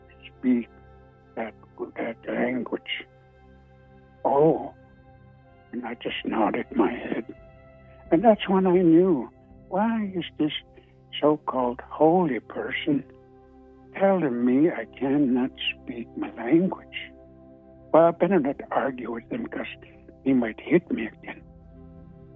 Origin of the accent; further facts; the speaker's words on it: Siksika Nation, Alberta, Canada; I'm from Siksika Nation, not too far from Calgary